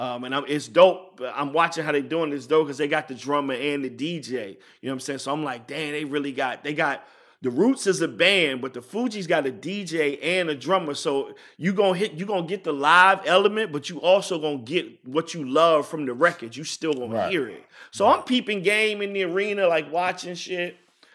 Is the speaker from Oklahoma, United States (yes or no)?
no; Richmond, Virginia, United States; got a show at University of Virginia, which is probably like about 50 miles, 55 miles from where I'm from Richmond.